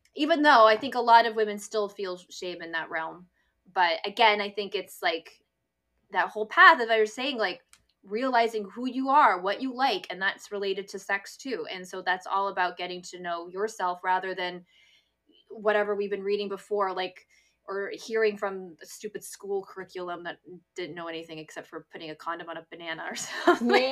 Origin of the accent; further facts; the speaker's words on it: near Toronto, Ontario, Canada; moved away as an adult; also born or lived in east coast of Canada; now in Vancouver, Canada; I was living in my hometown and, uh, um, near Toronto